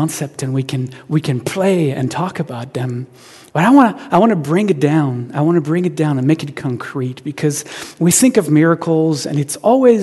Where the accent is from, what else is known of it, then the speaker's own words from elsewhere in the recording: Marseille, Provence-Alpes-Côte d'Azur, France; now in Seattle, United States; I was born in Marseille, which is a city on the southern coast of France.